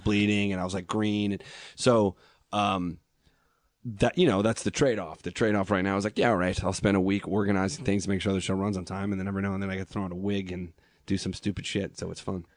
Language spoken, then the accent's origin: English; Long Island, New York, United States; I grew up on Long Island